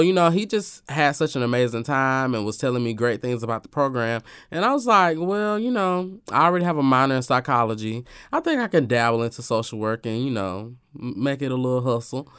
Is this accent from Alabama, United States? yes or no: yes; Alabama, United States; moved away; my hometown of Alabama